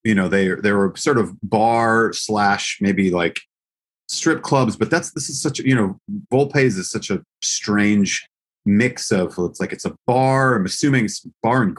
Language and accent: English; Eau Claire, Wisconsin, United States; also born or lived in Milwaukee, Wisconsin; I grew up in Wisconsin.